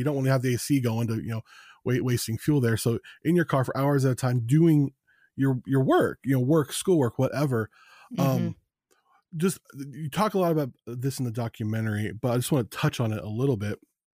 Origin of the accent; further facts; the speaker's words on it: Phoenix, Arizona, United States; also born or lived in Las Vegas, Nevada / southern Oregon; now in Oregon, United States; I lived around there. I lived, I was born in Phoenix, Arizona, and I lived in Las Vegas for years.